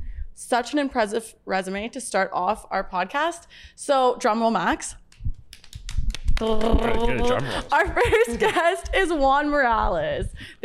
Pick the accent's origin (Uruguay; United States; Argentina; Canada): Canada; Ottawa, Ontario; also born or lived in Waterloo; now in Toronto, Canada; I'm from Ottawa originally